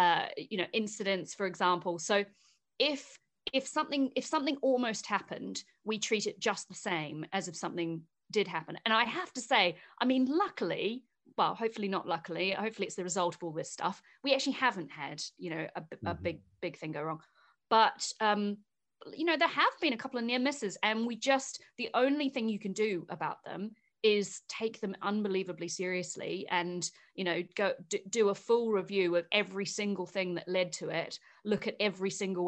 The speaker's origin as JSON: {"language": "English", "town": "Invercargill", "region": "Southland", "country": "New Zealand", "tie": "born or raised there", "said": "my first ever job was at an aluminium smelter, a really big one in my hometown of Invercargill."}